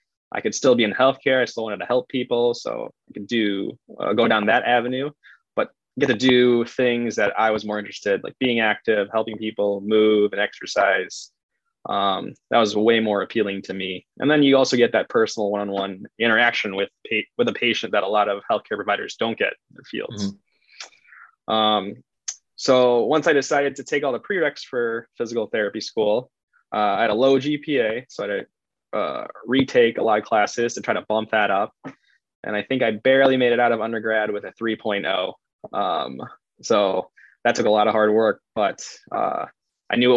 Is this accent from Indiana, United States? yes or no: no; Chicago, Illinois, United States; also born or lived in Nevada; I'm from Chicago, and there's not a lot of mountains or boulders or anything else to climb out here